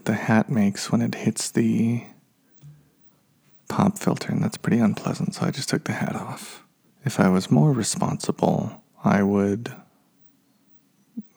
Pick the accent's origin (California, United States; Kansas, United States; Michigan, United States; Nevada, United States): Nevada, United States; Reno; moved away as an adult; my hometown of Reno, Nevada